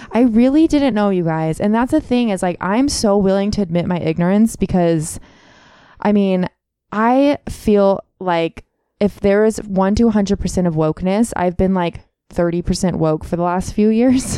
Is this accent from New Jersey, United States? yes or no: no; Contra Costa County, California, United States; I grew up in Contra Costa County